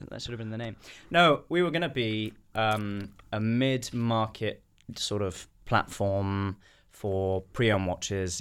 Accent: United Kingdom; I'm British

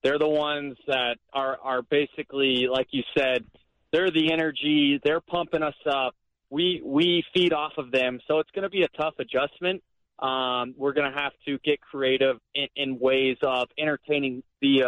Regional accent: Florida, United States; I'm from Florida originally. My wife and I, we live in Florida.

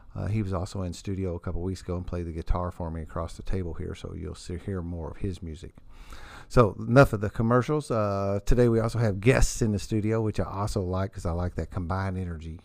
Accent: New Albany, United States; I'm from New Albany

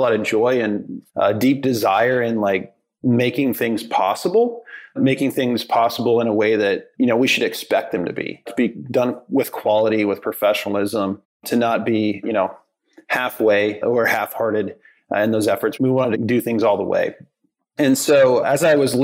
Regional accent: Midwest, United States; moved away as an adult; also born or lived in Omaha, Nebraska / Dallas, Texas; growing up in the Midwest

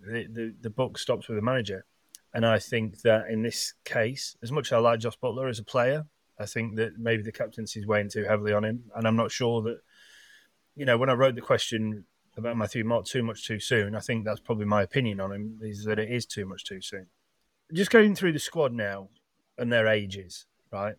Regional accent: England, United Kingdom; as English sports fans

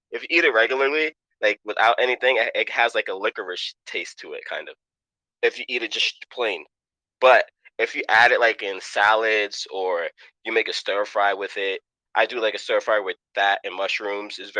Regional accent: New York City, New York, United States; now in Pennsylvania, United States; Um, I come from Queens, Jamaica, New York, Southside Jamaica. I was born in 1986. Um, my mom is Cuban. I mean, my dad is Cuban. My mom is West Indian

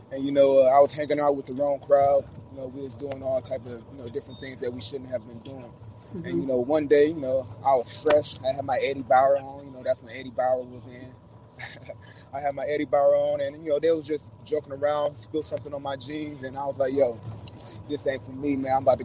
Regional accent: Milwaukee, Wisconsin, United States; moved away as an adult; also born or lived in Evanston, Illinois; now in Europe; born and raised in Milwaukee, Wisconsin

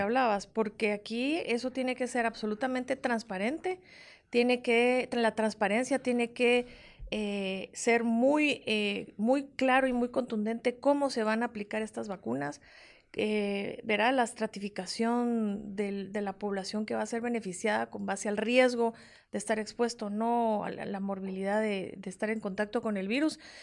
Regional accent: Guatemala; como guatemalteca

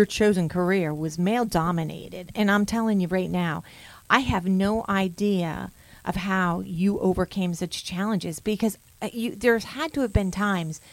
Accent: New York area, Northeast, United States; I'm from the New York area, the Northeast

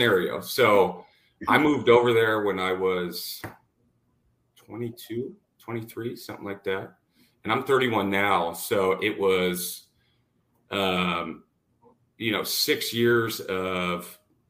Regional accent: Washington, United States; moved away as an adult; also born or lived in Dallas, Texas; I'm from Washington State. I'm back in Washington State now

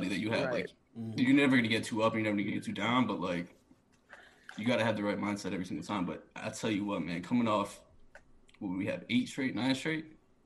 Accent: Utica, New York, United States; moved away; growing up in Utica, New York

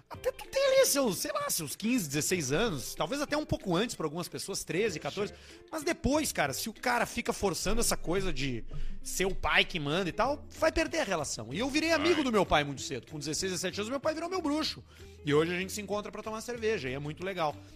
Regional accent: São Borja, Rio Grande do Sul, Brazil; sou de São Borja, capital universal da barateza que é barateza.

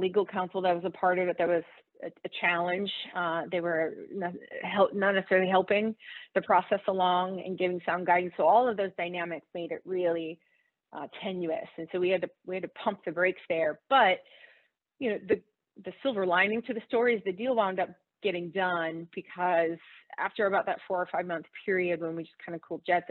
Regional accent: the South, United States; I'm from the South

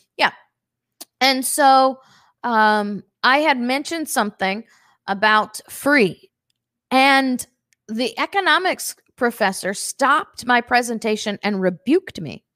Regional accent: St. Louis, Missouri, United States; I grew up on Saint Louis

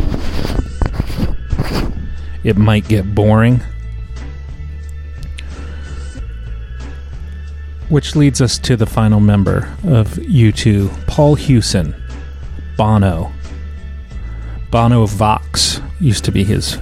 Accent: Norfolk, Virginia, United States; growing up in Norfolk, Virginia

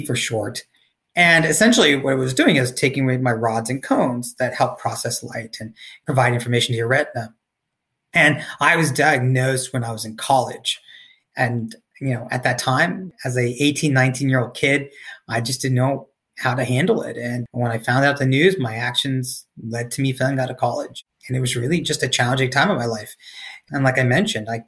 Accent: Cary, North Carolina, United States; moved away; my hometown of Cary, North Carolina

